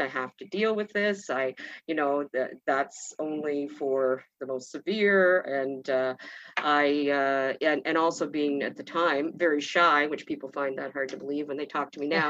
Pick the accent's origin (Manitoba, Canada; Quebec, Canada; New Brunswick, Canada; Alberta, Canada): New Brunswick, Canada; I grew up in New Brunswick in a small community